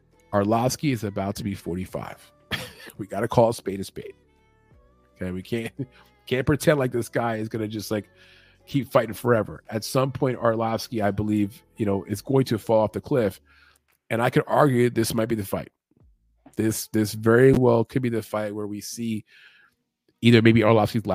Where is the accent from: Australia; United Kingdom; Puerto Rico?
Puerto Rico; I'm from Puerto Rico